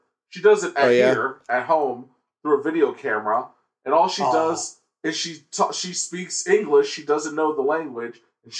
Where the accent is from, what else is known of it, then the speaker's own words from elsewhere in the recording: United States; I'm from America.